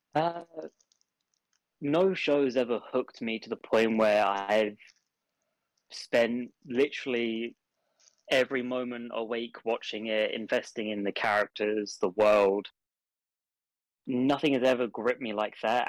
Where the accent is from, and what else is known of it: England, United Kingdom